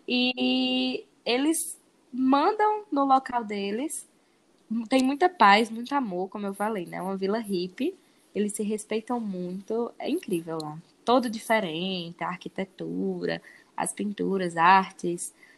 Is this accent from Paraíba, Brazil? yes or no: no; Crato, Ceará, Brazil; moved away; also born or lived in Iguatu / Denmark; Eu sou do Crato. Morei lá e depois me mudei para Iguatu.